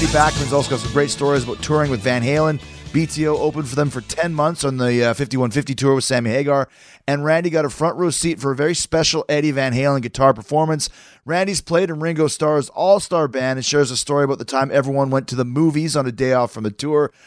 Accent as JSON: {"language": "English", "town": "Winnipeg", "region": "Manitoba", "country": "Canada", "said": "my fellow Winnipegian"}